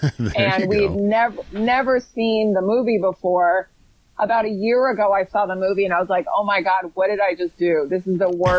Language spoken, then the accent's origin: English; Fairfax, Virginia, United States; the Johnny Depp trial was actually done in my hometown. I grew up in Fairfax, Virginia.